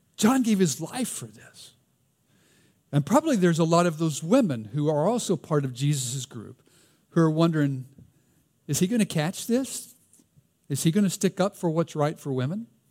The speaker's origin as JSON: {"language": "English", "region": "the South", "country": "United States", "accent": "Southern", "said": "my Southern accent"}